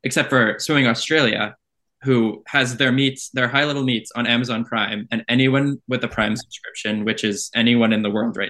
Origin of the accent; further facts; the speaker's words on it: Canada; I am from Canada